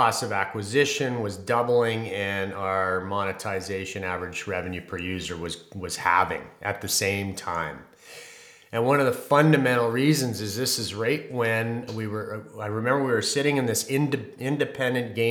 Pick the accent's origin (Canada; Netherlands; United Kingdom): Canada; I'm a Canadian